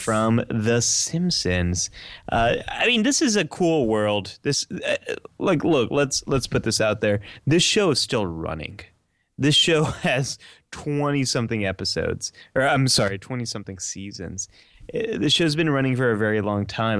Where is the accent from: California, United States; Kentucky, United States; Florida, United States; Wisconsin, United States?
California, United States; outside San Francisco; I grew up right outside of San Francisco, California